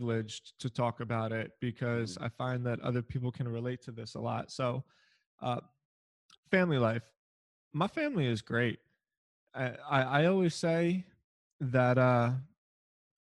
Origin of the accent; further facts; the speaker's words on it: Philadelphia, Pennsylvania, United States; I'm from Philadelphia